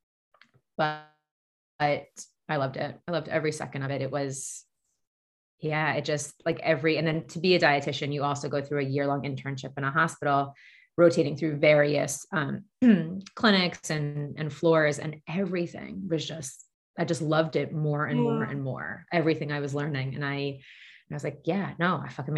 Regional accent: Long Island, New York, United States; I grew up on Long Island.

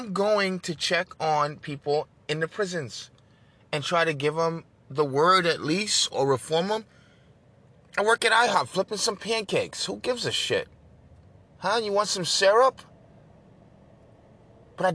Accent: New York, United States; I'm from New York

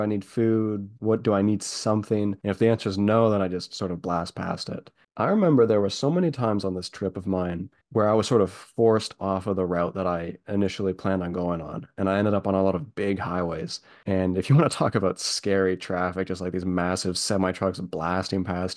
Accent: Canada; me as a Canadian

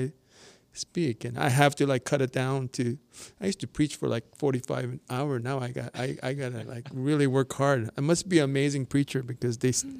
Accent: Toronto, Ontario, Canada; I'm from Toronto

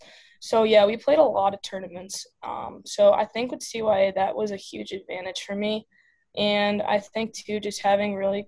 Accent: Illinois, United States; Yeah, so I started playing hockey with my hometown team.

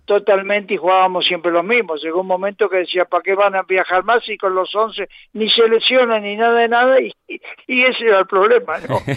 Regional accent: Uruguay; now in Madrid, Spain; llevo 61 años en Madrid y por lo tanto eh, me siento tan madrileño como los demás, tan español como los demás, sigo siendo uruguayo naturalmente

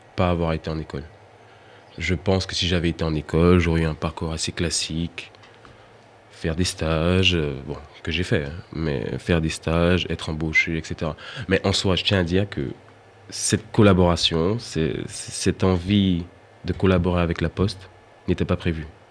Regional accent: Martinique; en tant qu'antillais, je suis originaire de la Martinique

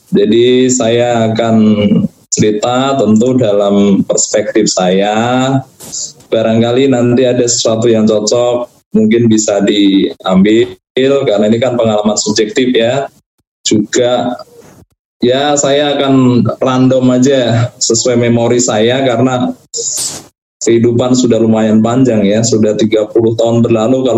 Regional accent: Java, Indonesia; Saya saya orang Jawa gitu.

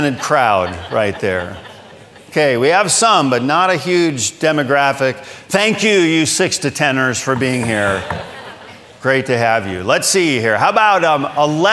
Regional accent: Michigan, United States; moved away as an adult; now in Pensacola, United States; I grew up in Michigan

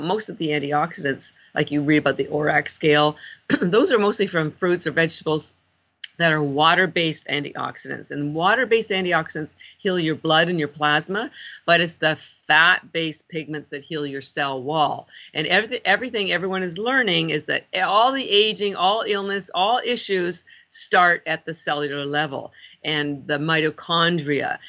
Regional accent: Canada; moved away as an adult; now in Boston, United States; I'm actually Canadian

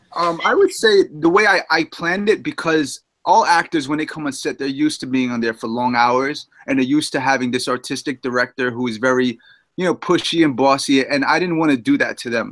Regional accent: New York City, New York, United States; I'm a guy from Jamaica, Queens, New York

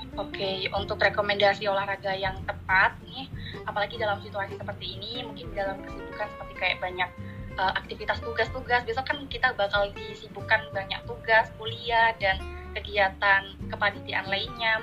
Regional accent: Sidoarjo, East Java, Indonesia; asal dari Sidoarjo

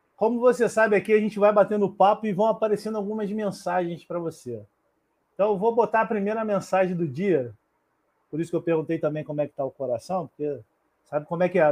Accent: Rio de Janeiro, Brazil; eu sou do Rio

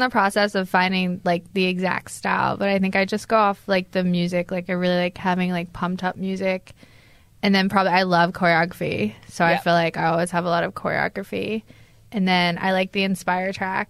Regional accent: Glasgow, Scotland, United Kingdom; also born or lived in United States / England; I'm from Glasgow, Scotland. So I grew up in Glasgow, Scotland, but I have lived in the US and England and here. So the accent is very muffled, but I identify as Scottish.

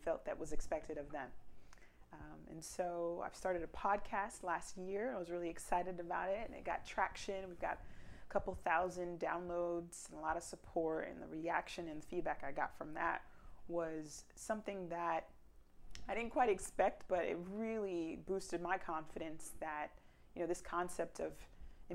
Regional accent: South Florida, United States; I was raised in South Florida

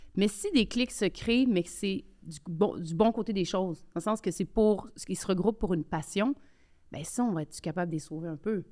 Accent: Quebec City, Quebec, Canada; j'ai grandi euh, à Québec, quartier populaire de Limoilou.

